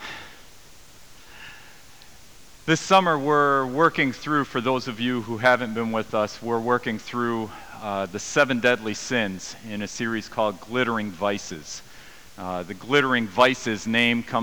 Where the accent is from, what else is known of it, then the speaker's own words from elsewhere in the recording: United States; now in Canada; I'm American